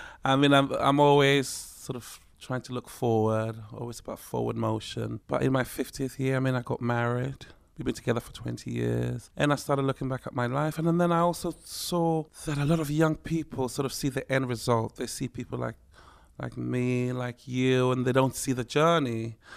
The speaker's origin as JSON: {"language": "English", "country": "Ghana", "tie": "born or raised there", "also_born_or_lived": "Tema", "said": "It was a very surreal life, growing up in Ghana, but on a military base. You know, and then eventually we moved to the town of Tema, and things were a little more normal."}